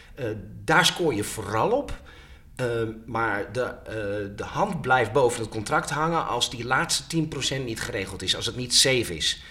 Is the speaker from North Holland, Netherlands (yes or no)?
yes; Haarlem, North Holland, Netherlands; mijn geboortestad Haarlem